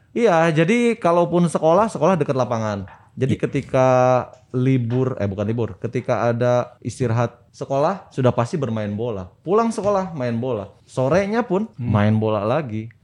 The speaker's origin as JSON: {"language": "Indonesian", "town": "Bandung", "region": "West Java", "country": "Indonesia", "also_born_or_lived": "Tangerang", "moved": "as an adult", "said": "saya kembali. Saya berikan buat daerah saya sendiri"}